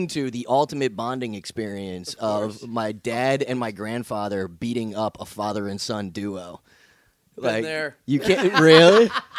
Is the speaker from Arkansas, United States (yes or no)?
no; New Jersey, United States; I grew up in Jersey